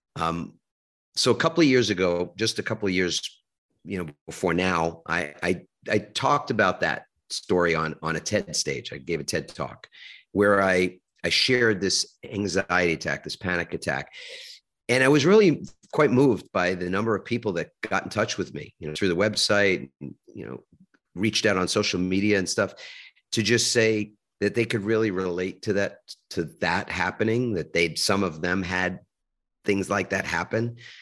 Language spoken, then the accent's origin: English; New York City, New York, United States; I grew up in New York. I grew up in a little suburb of Manhattan called Queens